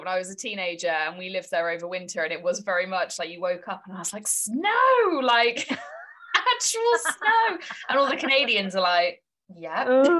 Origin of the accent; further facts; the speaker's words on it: United Kingdom; Yeah, and being British, we don't really get seasons, do we?